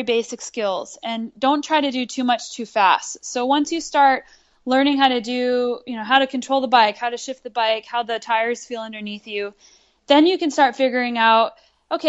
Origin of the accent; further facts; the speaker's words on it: Albuquerque, New Mexico, United States; I grew up in Albuquerque, New Mexico